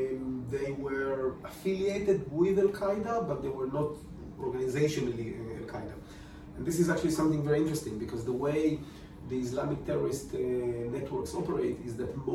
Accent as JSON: {"language": "English", "country": "Romania", "second_language": "English", "lives_now": "Israel", "said": "Overall, again, I like Israel. It's my home country after Romania, so I think they made a huge improvement in the last three decades."}